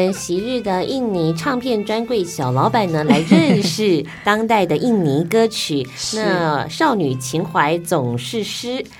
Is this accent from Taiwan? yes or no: yes; Taiwan; 我们台湾人